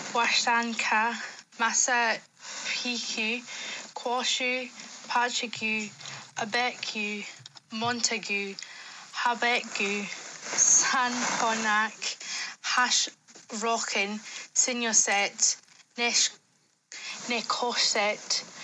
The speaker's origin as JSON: {"language": "English", "region": "Scotland", "country": "United Kingdom", "said": "from Scotland"}